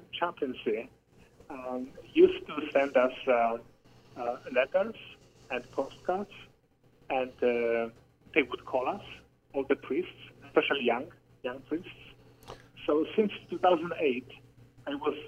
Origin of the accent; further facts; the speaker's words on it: southwest Poland, Poland; moved away as an adult; Growing up in Poland, Poland is a very, very Catholic country